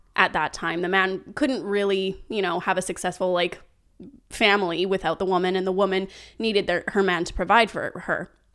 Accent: Canada; growing up in Canada

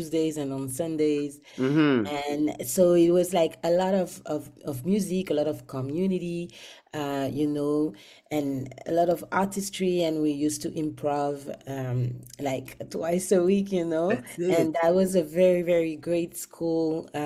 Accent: Guadeloupe; moved away as an adult; now in Montreal, Canada; I'm from Guadeloupe, but I've been based in Montreal for a very long time.

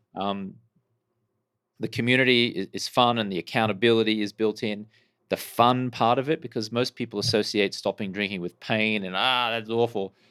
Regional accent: Brisbane, Queensland, Australia; moved away as an adult; now in United States; I grew up in Brisbane, Australia, and I moved to the U S, uh, in the early two thousands

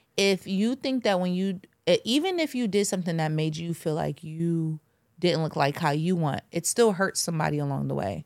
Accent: Jamaica; I'm Jamaican.

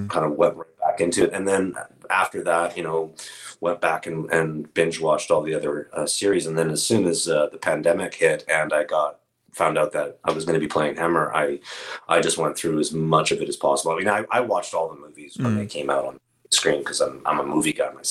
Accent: Canada; being Canadian

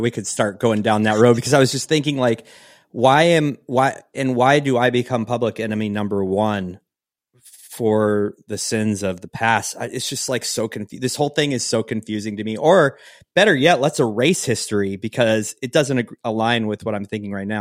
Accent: Pacific Northwest, United States; moved away; I come from the Northwest, Pacific Northwest

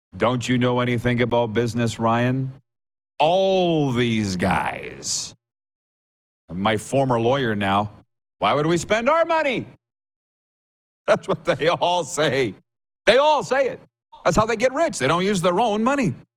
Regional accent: Saskatchewan, Canada; I was on the farm with three channels

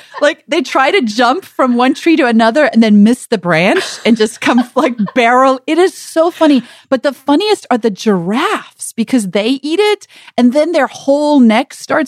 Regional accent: South Africa; now in United States; growing up in South Africa

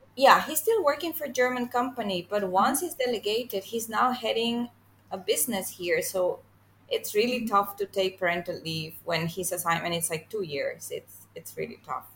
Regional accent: Venezuela; now in Singapore; I'm from Venezuela, but I'm currently living in Singapore

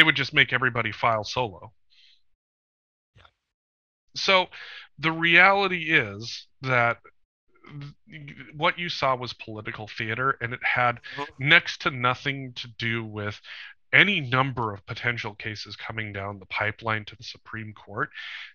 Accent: Bozeman, Montana, United States; my hometown airport in Bozeman, Montana

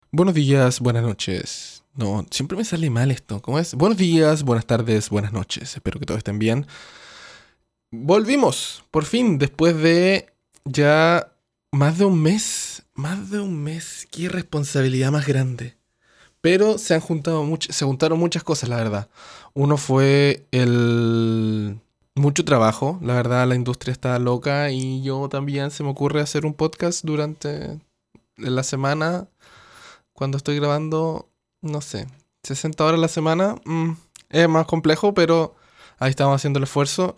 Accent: Chile; now in Canada; yo soy chileno, pero vivo acá en Canadá

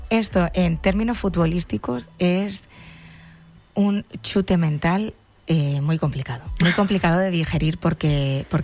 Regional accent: Extremadura, Spain; moved away; Yo que soy extremeña

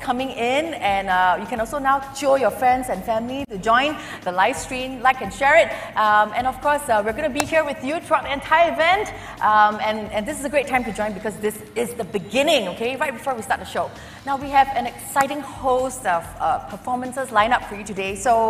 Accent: Singapore; I think we're all Singaporean

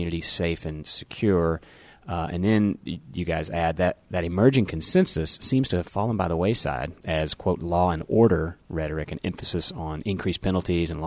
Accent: Memphis, Tennessee, United States; my hometown, Memphis

